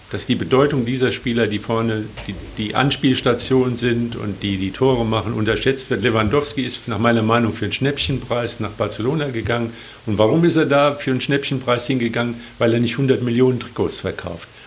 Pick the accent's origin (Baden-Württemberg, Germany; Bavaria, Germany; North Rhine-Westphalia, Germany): North Rhine-Westphalia, Germany; Cologne; du bist nicht so ein Erfolgsfan wie ich, ich bin Kölner, gell?